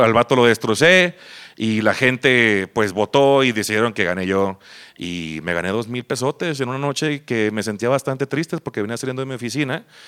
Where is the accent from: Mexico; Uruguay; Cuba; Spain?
Mexico; Mazatlán, Sinaloa; moved away as an adult; now in Guadalajara, Mexico; yo vengo de Mazatlán, Sinaloa, ya tengo aquí este, ocho años más o menos. Me vine aquí, como todo pendejo que deja su lugar de nacimiento por una mujer